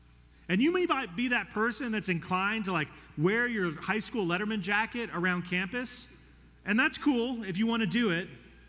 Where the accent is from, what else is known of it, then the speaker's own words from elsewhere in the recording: Colorado, United States; When I came here from Colorado, I was one of like three people that I knew at ACU.